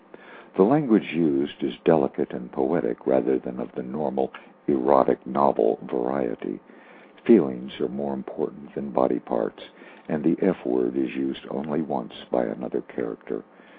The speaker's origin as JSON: {"language": "English", "town": "Key West", "region": "Florida", "country": "United States", "tie": "born or raised there", "said": "I was raised in Key West where I lived in the Hemingway home for 4 years"}